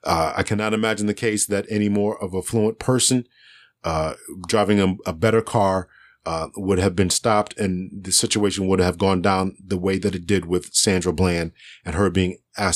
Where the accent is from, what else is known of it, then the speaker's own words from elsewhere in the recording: Northeast, United States; now in Connecticut, United States; I grew up in the Northeast. I live in Connecticut currently.